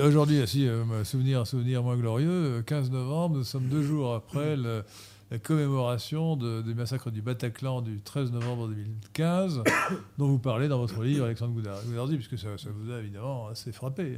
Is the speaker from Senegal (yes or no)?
no; France; now in Versailles, France; en tant que Français